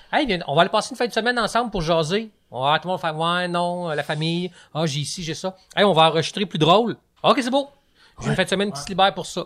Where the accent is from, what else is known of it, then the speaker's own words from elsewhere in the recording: Lac-Carré, Quebec, Canada; moved away as an adult; also born or lived in Trois-Rivières; j'ai grandi au Lac Carré dans les Laurentides, qui est un petit village euh, pas loin du Mont-Tremblant